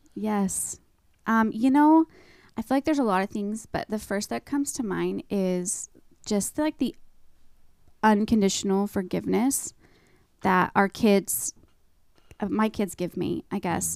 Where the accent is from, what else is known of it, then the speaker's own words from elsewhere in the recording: East Wenatchee, Washington, United States; I'm born and raised in Wenatchee